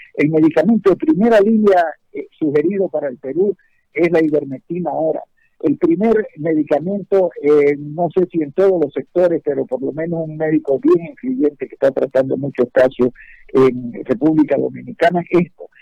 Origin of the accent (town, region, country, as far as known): Santa Cruz, Bolivia